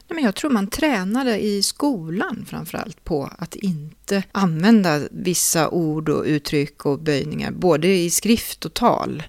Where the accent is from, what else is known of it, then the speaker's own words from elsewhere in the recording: Gothenburg, Västra Götaland, Sweden; nog hör man som göteborgare på en person om de kommer från Stockholm eller inte